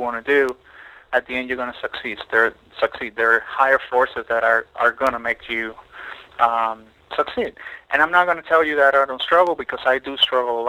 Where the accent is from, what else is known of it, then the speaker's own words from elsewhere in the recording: Puerto Rico; also born or lived in Mexico; now in Miami, United States; I grew up on an island. I grew up in Puerto Rico